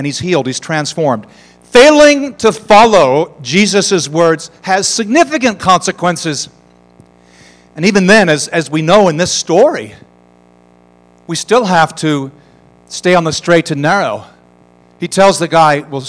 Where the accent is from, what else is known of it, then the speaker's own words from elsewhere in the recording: United States; I'm an American